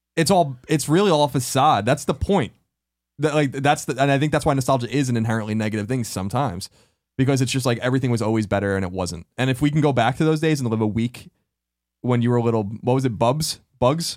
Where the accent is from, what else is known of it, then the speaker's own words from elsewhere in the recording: Long Island, New York, United States; moved away; the house I grew up in on Long Island